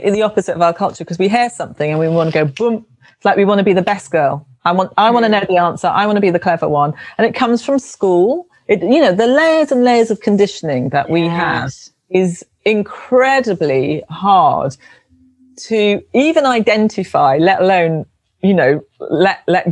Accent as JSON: {"language": "English", "region": "London", "country": "United Kingdom", "tie": "born or raised there", "said": "I was brought up in London, in South London"}